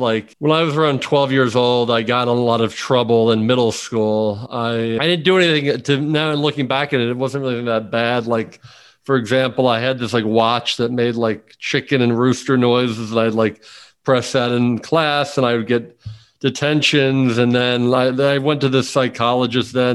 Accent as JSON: {"language": "English", "town": "Bryn Mawr", "region": "Pennsylvania", "country": "United States", "tie": "born or raised there", "also_born_or_lived": "Washington, D.C.", "moved": "as an adult", "lives_now": "Miami, United States", "said": "I was born in Washington, D.C., but I grew up in this town called Bryn Mawr, Pennsylvania, which is outside of, like, it's basically Philadelphia, but it's a suburb, Philadelphia"}